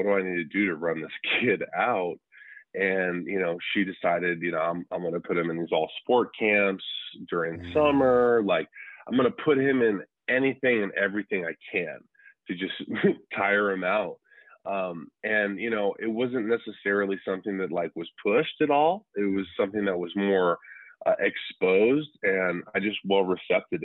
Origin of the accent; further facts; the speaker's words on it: Tucson, Arizona, United States; also born or lived in San Diego, California / Southern California; I was born in Tucson, Arizona, the desert